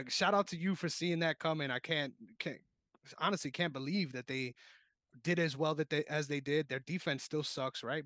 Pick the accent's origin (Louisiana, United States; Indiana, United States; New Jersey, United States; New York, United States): New York, United States; my hometown, my beloved New York